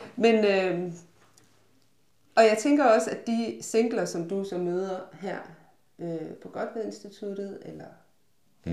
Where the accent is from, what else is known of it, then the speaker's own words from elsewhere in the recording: West Jutland, Central Denmark Region, Denmark; jeg er fra Vestjylland